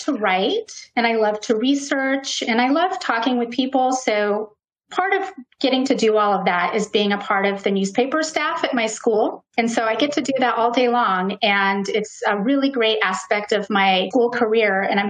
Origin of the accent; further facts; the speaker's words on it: California, United States; I was born in California and I grew up on the West Coast.